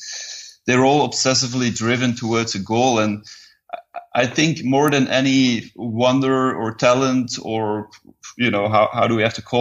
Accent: Leuven, Flanders, Belgium; also born or lived in Perth, Australia / Saudi Arabia; I'm born in Belgium. I am in Belgium at the moment

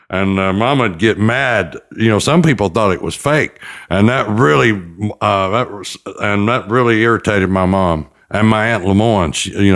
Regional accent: Chattanooga, Tennessee, United States; also born or lived in Knoxville, Tennessee; I was born in Knoxville, and you know, they'd have it on every Saturday evening. And from a local studio, TV studio. And then we moved on to Chattanooga

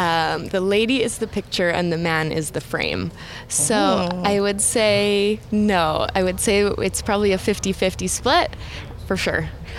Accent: Edmonton, Alberta, Canada; I'm from Edmonton, Alberta.

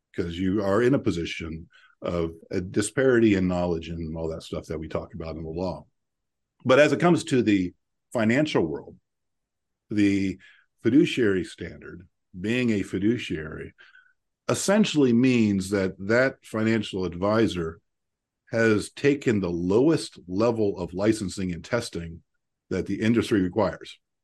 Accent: Central Ohio, United States; I grew up here in Central Ohio, a family of seven kids

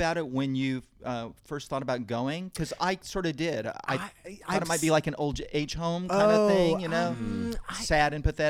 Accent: Brooklyn, New York, United States; born there; also born or lived in Texas / Seattle / New Orleans / Los Angeles; now in New York City, United States; I was born in Brooklyn, but lived in Texas and Seattle and New Orleans and L.A.

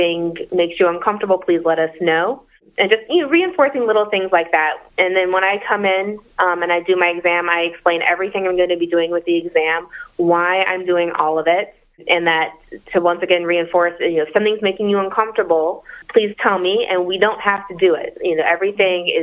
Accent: Atlanta, Georgia, United States; moved away as an adult; I am from Atlanta

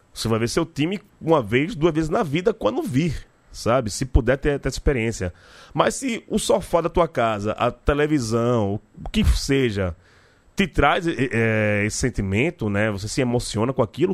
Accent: Northeast Region, Brazil; a gente é nordestino

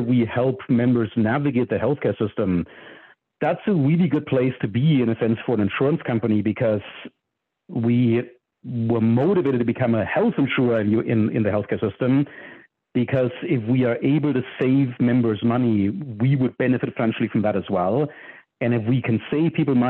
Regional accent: Germany; moved away as an adult; now in United States; I'm from Germany originally, and I grew up programming

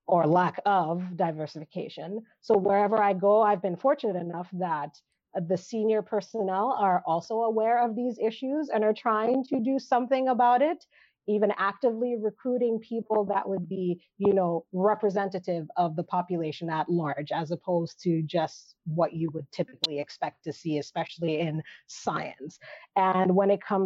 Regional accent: Nigeria; now in Canada; I grew up in Nigeria

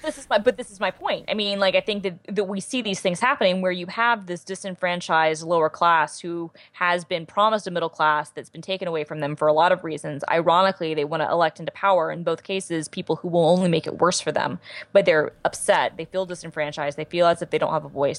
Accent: Georgia, United States; born and raised

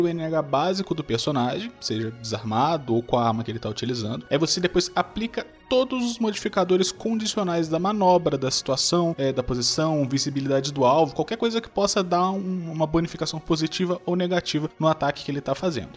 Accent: south of Rio de Janeiro, Brazil; eu nasci lá no, no, sul do Rio de Janeiro.

